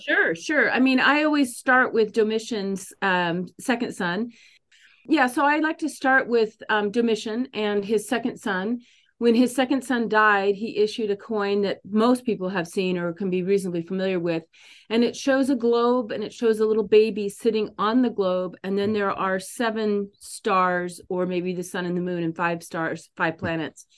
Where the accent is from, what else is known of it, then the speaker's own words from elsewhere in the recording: San Diego, California, United States; moved away as an adult; also born or lived in Paris / Midwest; I was born and raised in San Diego